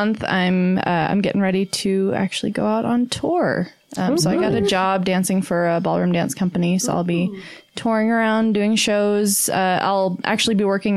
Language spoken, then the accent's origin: English; Plymouth, Massachusetts, United States; moved away as an adult; also born or lived in New York / Atlanta, Georgia; now in Salt Lake City, United States; I'm originally from Massachusetts. From Plymouth, Massachusetts